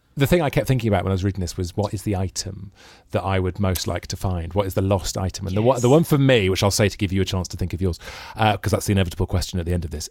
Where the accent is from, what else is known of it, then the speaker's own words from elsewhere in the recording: Wales, United Kingdom; moved away; as a Welshman